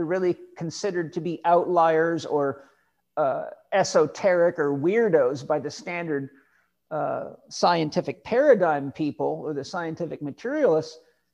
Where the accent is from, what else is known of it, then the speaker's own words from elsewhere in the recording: Vancouver Island, British Columbia, Canada; moved away; where we live, where I grew up on Vancouver Island for many years